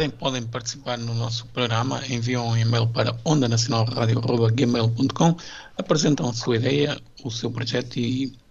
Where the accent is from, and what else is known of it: Minho, Norte, Portugal